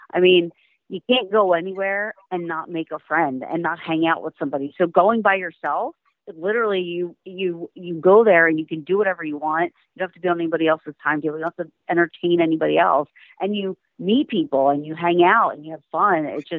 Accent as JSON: {"language": "English", "region": "New Jersey", "country": "United States", "said": "I am unfortunately from New Jersey. I'm sorry. I don't mean to offend anybody, but it's no secret that I do not like living in New Jersey."}